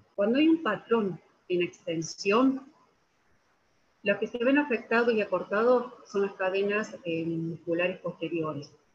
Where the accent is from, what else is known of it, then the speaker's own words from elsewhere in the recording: Argentina; soy de la Argentina